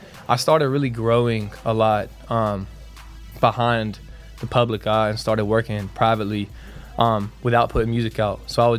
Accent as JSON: {"language": "English", "town": "Brunswick", "region": "Georgia", "country": "United States", "said": "Man, I'm 20. I'm from Brunswick, Georgia."}